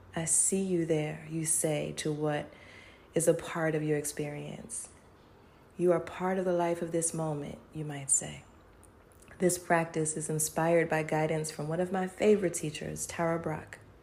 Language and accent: English; Charlottesville, Virginia, United States; my hometown of Charlottesville, Virginia